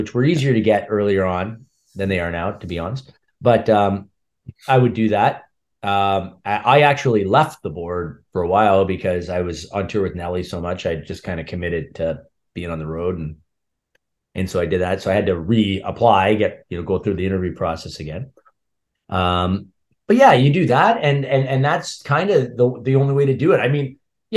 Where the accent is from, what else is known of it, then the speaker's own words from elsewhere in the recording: North Bay, Ontario, Canada; moved away; also born or lived in Toronto; in my hometown in North Bay